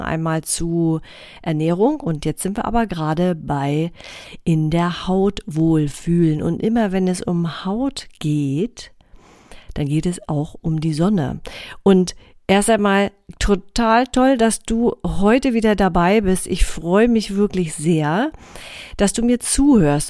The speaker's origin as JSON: {"language": "German", "area": "near Rostock and Warnemünde", "region": "Mecklenburg-Vorpommern", "country": "Germany", "tie": "born or raised there", "said": "ich bin ein Ostseekind, ja, ich bin hier groß geworden in der Nähe von äh, Rostock und Warnemünde"}